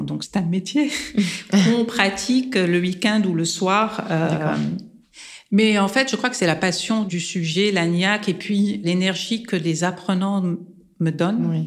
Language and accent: French; Lebanon; moved away; je suis libanaise et arménienne